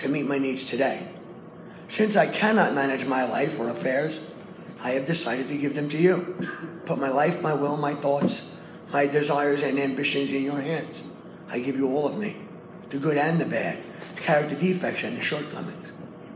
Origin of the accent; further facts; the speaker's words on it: New York City, New York, United States; I come from Brooklyn